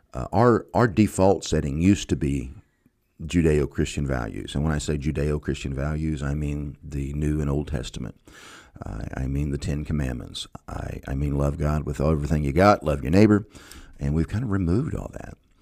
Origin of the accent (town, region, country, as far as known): United States